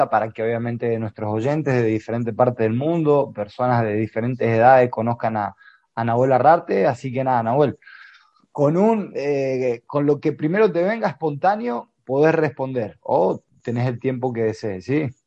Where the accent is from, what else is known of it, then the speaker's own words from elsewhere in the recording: Argentina; como argentinos sí tenemos que, mejorar y nunca mejor que el fútbol también sea un vehículo, una herramienta para el cual podamos evolucionar a nuestra sociedad.